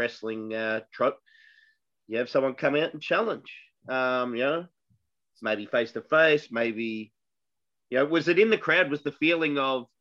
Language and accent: English; Melbourne, Victoria, Australia; we are from Melbourne